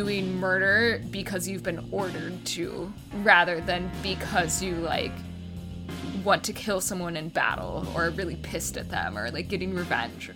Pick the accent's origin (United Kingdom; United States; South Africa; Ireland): United States; Texas; I'm from Texas